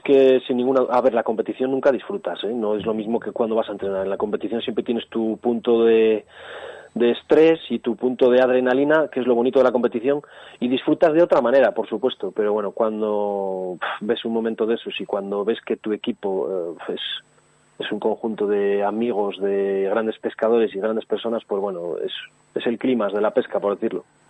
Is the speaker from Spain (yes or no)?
yes; Santa Lucía, Spain; desde pequeñito yo vivía en un pueblo que se llama Santa Lucía, que es donde he nacido